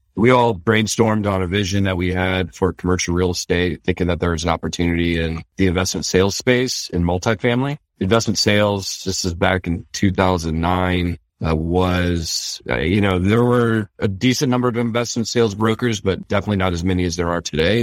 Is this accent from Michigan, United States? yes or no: yes; Detroit, Michigan, United States; I grew up around Detroit